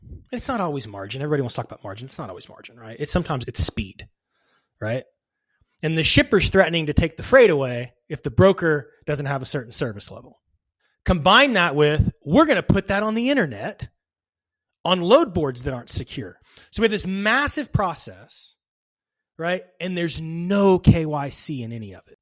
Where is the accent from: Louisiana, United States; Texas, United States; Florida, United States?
Texas, United States; a suburb of Dallas; I grew up in a suburb of Dallas, Texas